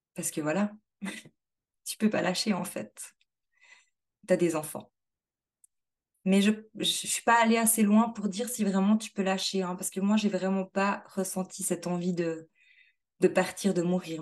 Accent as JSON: {"language": "French", "country": "Switzerland", "said": "chez nous en Suisse"}